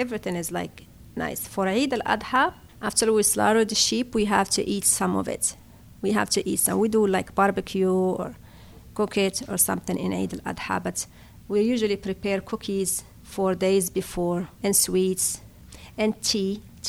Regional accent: Fquih Ben Salah, Béni Mellal-Khénifra, Morocco; moved away as an adult; now in Pittsburgh, United States; I was born in Morocco in November 1971 in Fkiban Saleh city.

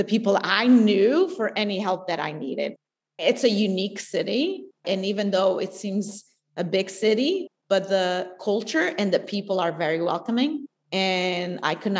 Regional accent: São Miguel, Azores, Portugal; moved away as an adult; now in Pittsburgh, United States; I was born and raised in the Azores

